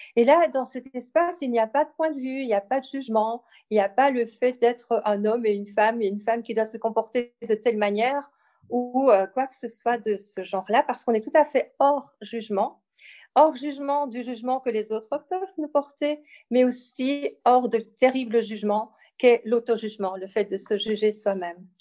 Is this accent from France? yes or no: no; Belgium; also born or lived in Ardennes, Belgium; je suis belge et j'habite euh, en Belgique